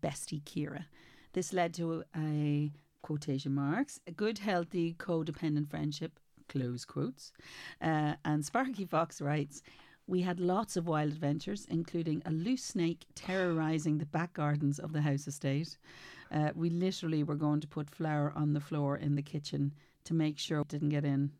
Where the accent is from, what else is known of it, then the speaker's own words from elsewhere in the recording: Ireland; as an Irish mommy